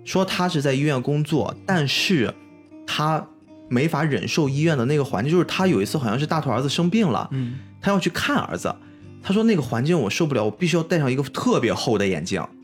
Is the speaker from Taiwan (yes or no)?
no; China; 我们中华民族、我们中国人